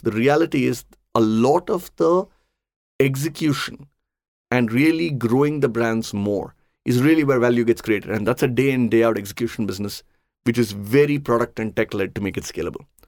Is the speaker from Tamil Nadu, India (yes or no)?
yes; Chennai, Tamil Nadu, India; I grew up in Chennai.